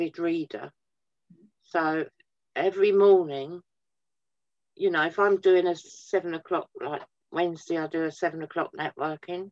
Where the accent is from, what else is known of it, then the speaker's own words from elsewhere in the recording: Twickenham, London, United Kingdom; now in Wellingborough, United Kingdom; I grew up around Twickenham